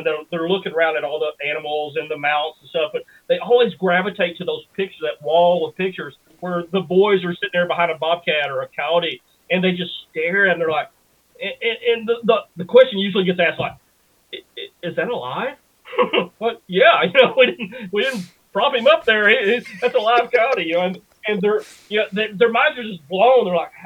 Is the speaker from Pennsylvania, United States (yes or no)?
no; Bootheel, Missouri, United States; We live sort of on the edge of this little town that I grew up in the Boot Hill, Missouri